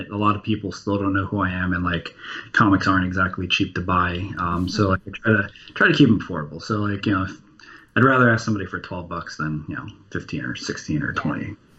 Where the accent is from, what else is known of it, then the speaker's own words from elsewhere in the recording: New Jersey, United States; I grew up in New Jersey, directly across the bay from Manhattan.